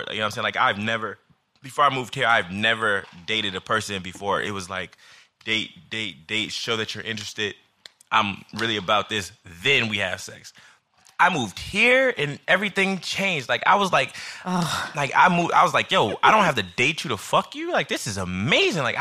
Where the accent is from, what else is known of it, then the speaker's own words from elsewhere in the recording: Midwest, United States; Like I'm from the Midwest, so essentially we court by nature.